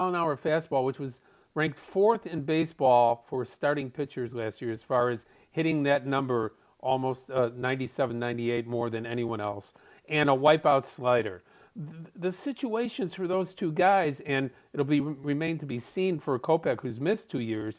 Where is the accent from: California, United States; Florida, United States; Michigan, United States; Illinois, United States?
Illinois, United States; Chicago; as a Chicagoan